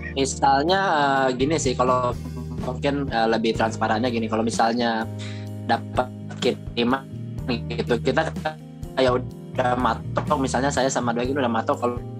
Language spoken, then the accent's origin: Indonesian; Kalimantan, Indonesia; moved away as an adult; aku dari Kalimantan